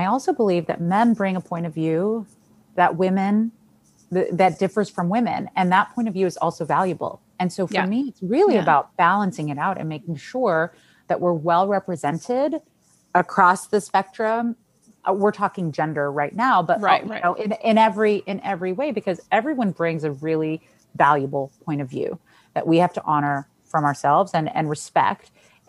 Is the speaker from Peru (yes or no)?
no; Argentina; I never led with, I'm from Argentina, I'm a Latina, like whatever.